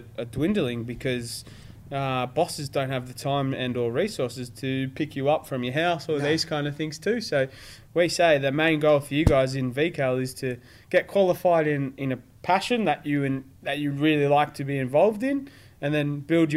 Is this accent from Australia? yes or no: yes; Somerville, Victoria, Australia; also born or lived in Frankston; I grew up on the Mornington Peninsula.